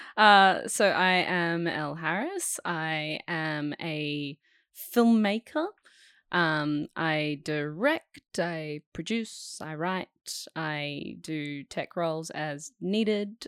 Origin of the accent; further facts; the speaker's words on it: Perth, Western Australia, Australia; So, I grew up in Perth, um, I grew up on a five acre property of bushland.